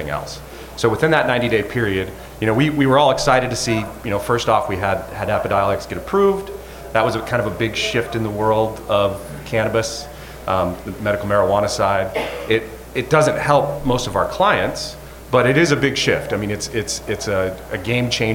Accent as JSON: {"language": "English", "town": "Moab", "region": "Utah", "country": "United States", "moved": "yes", "lives_now": "Seattle, United States", "said": "I'm originally from Moab, Utah, but currently out of Seattle."}